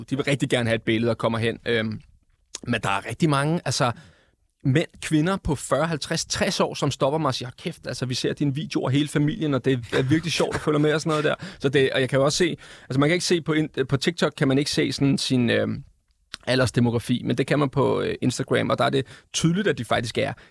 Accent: Capital Region of Denmark, Denmark; folk køber ind i, at jeg er fra Vestegnen, jeg har en bestemt accent, jeg siger nogle bestemte ting

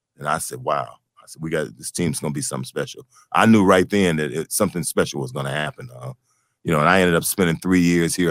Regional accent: Detroit, Michigan, United States; born or raised there

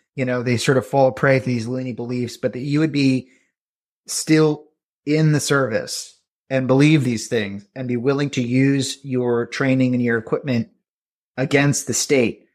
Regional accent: rural New Jersey, United States; in my hometown, which I'm from, you know, rural New Jersey

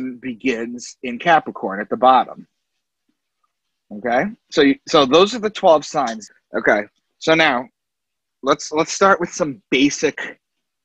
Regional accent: Long Island, New York, United States; I'm from Long Island

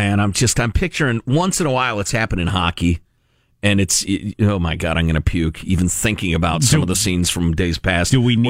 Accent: Midwest, United States; Growing up in the Midwest where it snows a lot, in the 70s

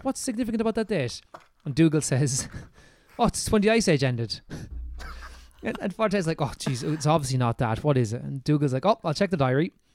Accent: Ireland; accent: Irish; our Irish accents that lots of people comment on

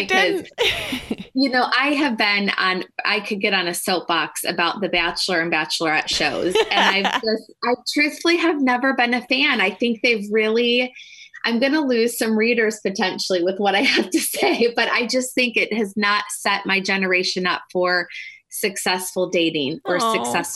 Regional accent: Detroit, Michigan, United States; I'm from the Detroit area, and Michigan will always have a special place in my heart

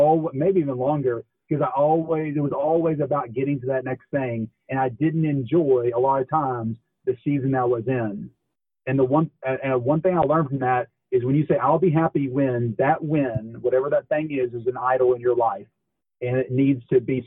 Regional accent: Dallas, Texas, United States; I'm from Dallas. I'm from the Dallas area

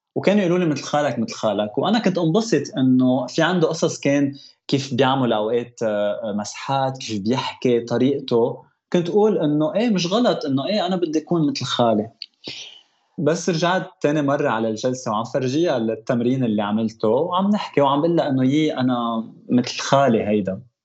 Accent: Lebanon; now in Toronto, Canada; انا خلقت بلبنان جيت على تورونتو

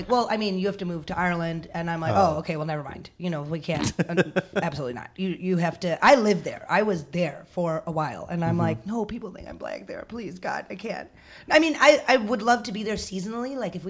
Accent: India; I love Ronan, but it did feel like I had to kind of sacrifice my Indianness to be with him.

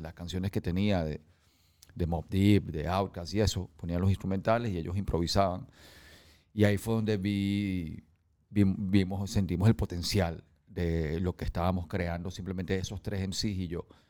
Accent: New York, United States; moved away; also born or lived in San Francisco, United States / Venezuela; cuando yo crecí en Nueva York, em, de niño me montaba en los ascensores

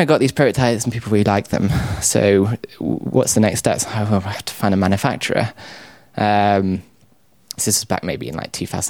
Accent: North West England, United Kingdom; now in South England; I am from a suburb of Manchester.

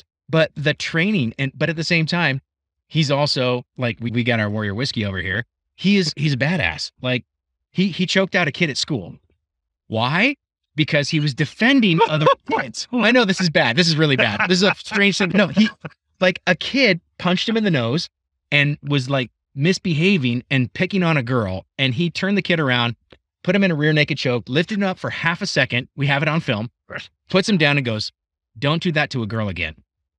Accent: Scotland, United Kingdom; I'm Scottish.

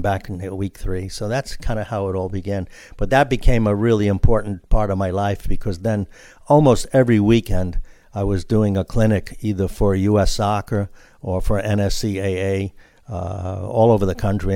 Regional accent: New York City, New York, United States; I grew up in New York City in the little Brooklyn neighborhood called Greenpoint

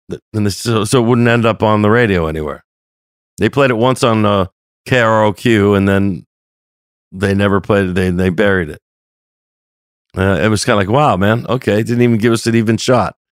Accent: Los Angeles, California, United States; we're from North Hollywood

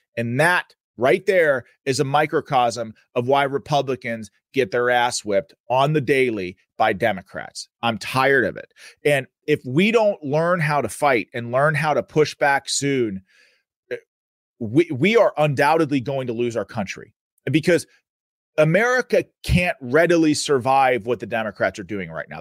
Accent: Pennsylvania, United States; My home state, the Commonwealth of Pennsylvania.

